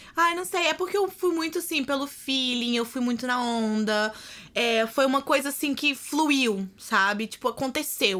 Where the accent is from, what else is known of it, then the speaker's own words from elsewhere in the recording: Belo Horizonte, Minas Gerais, Brazil; moved away as an adult; also born or lived in California; now in Washington, United States; eu sou de Belo Horizonte, Minas Gerais.